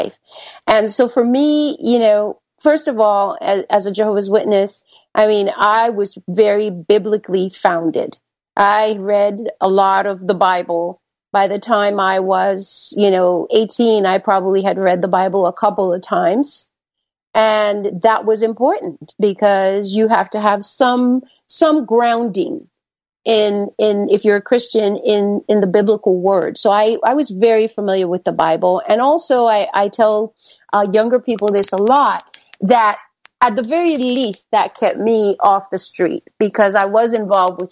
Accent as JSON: {"language": "English", "country": "Panama", "tie": "born or raised there", "moved": "yes", "lives_now": "United States", "said": "I was born in the Republic of Panama."}